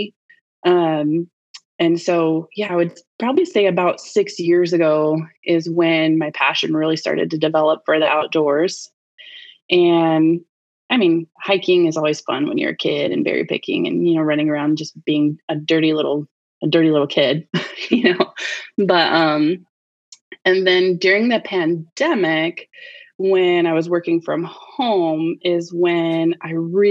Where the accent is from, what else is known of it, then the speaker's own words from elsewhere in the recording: Sterling, Alaska, United States; I grew up in Alaska on the Kenai Peninsula. Lived my whole childhood in Sterling, which is just outside, about 10 miles out of Soldotna.